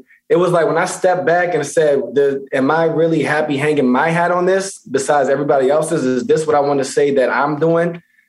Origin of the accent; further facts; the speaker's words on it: Baltimore, Maryland, United States; also born or lived in Pennsylvania; Yeah, originally Baltimore, Maryland, and went to high school in Pennsylvania.